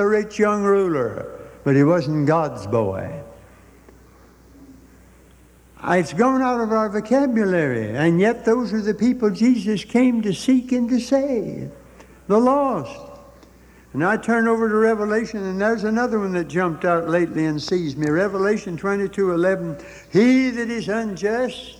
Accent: United States; as an American

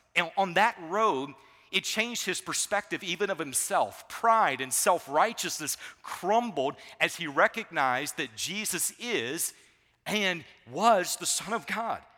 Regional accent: Savannah, Georgia, United States; I grew up in Savannah, Georgia

